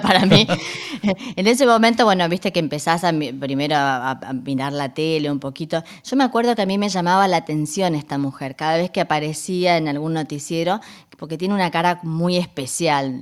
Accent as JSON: {"language": "Spanish", "town": "Resistencia", "region": "Chaco", "country": "Argentina", "moved": "as an adult", "lives_now": "Berlin, Germany", "said": "yo vengo de una ciudad que se llama Resistencia."}